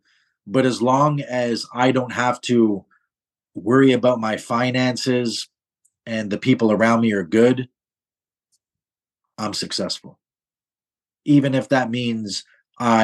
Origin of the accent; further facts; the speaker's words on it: Toronto, Ontario, Canada; now in Montreal, Canada; I'm born and raised in Toronto